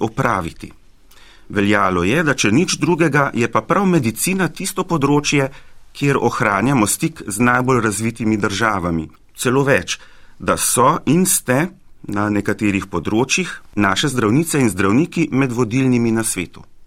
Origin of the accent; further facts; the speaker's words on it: Slovenia; Slovenci smo bili